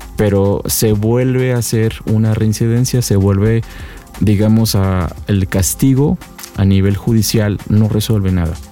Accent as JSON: {"language": "Spanish", "country": "Mexico", "said": "solamente somos tres mexicanos"}